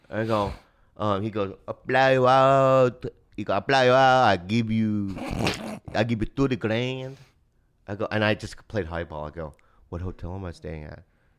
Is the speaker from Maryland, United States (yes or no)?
no; San Diego, California, United States; So I was born in San Diego.